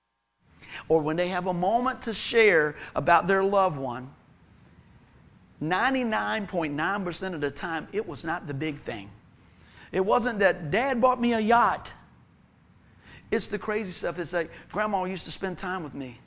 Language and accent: English; Buckroe, Virginia, United States; Where I grew up over in Buck Grove